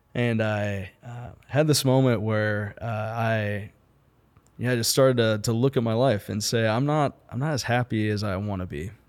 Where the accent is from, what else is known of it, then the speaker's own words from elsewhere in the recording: St. Louis, Missouri, United States; now in Kansas City, United States; originally from Kansas City, from Saint Louis.